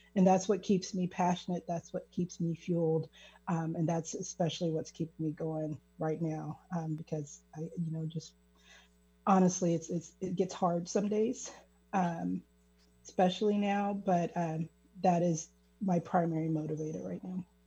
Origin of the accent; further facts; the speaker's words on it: Kansas City, Missouri, United States; I'm originally from Kansas City, Missouri. So that is a hyper segregated city. And uh, just growing up, it, you're very, very aware of race